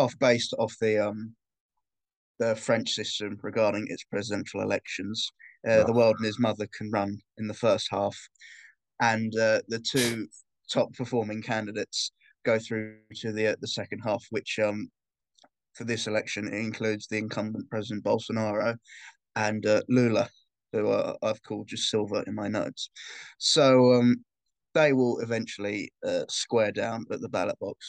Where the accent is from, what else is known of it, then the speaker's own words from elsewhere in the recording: United Kingdom; being a Brit